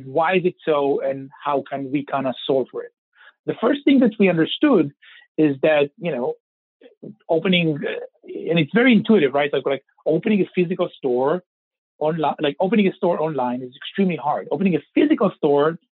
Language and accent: English; Israel; I was born and raised in Israel, which I'm sure you can kind of tell by my accent